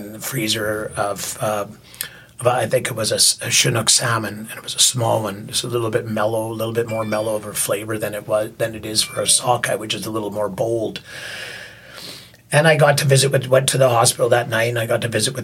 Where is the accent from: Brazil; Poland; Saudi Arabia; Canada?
Canada; Yarrow, British Columbia; Yarrow, where I grew up a lot in Yarrow. I spent a lot of time in Yarrow.